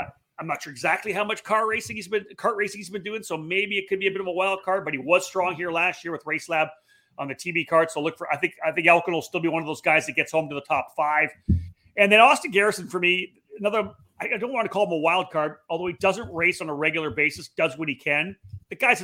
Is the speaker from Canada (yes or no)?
yes; Canada; As a Canadian